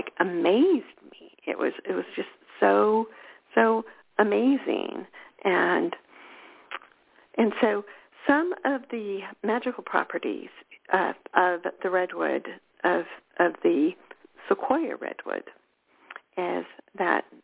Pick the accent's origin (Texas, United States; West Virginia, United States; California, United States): California, United States; I'm a California girl.